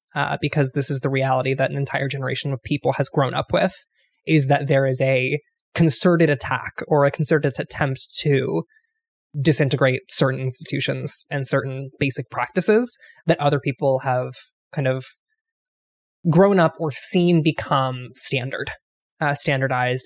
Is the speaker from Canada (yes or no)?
no; Ohio, United States; moved away; I grew up in Ohio